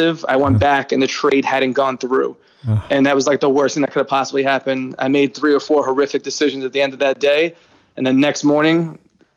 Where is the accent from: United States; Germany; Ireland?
United States; New York City, New York; born or raised there